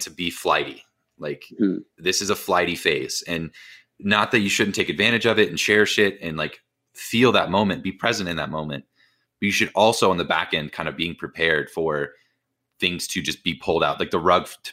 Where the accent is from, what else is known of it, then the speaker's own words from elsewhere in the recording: Indiana, United States; I'm from Indiana